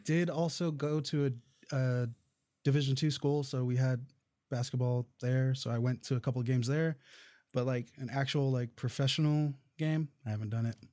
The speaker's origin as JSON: {"language": "English", "town": "Indio", "region": "California", "country": "United States", "tie": "born or raised there", "moved": "yes", "said": "I'm originally from that area. I grew up in the town over called, uh, Indio"}